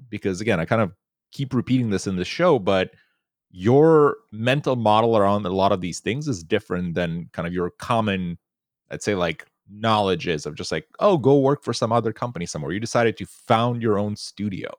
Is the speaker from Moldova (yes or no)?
yes; Moldova; moved away; growing up in Eastern Europe and back in Moldova